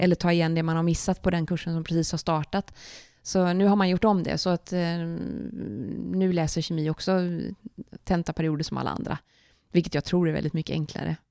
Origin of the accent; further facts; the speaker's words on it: Kungsbacka, Halland County, Sweden; Jag är uppvuxen i Kungsbacka som ligger strax söder om Göteborg.